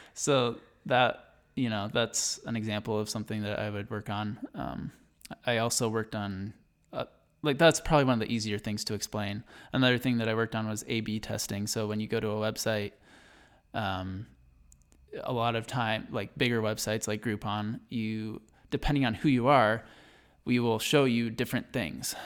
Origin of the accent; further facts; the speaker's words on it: Berrien Center, Michigan, United States; moved away as an adult; now in Idaho, United States; I was born in Berrien Center, Michigan, which is right by Berrien Springs, Michigan. Um, and I basically grew up till about nine or ten on the Andrews University campus